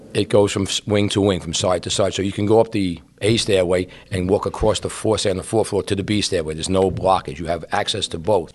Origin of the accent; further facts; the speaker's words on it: New York City, New York, United States; I grew up in Brooklyn, and my building was like a U-shaped.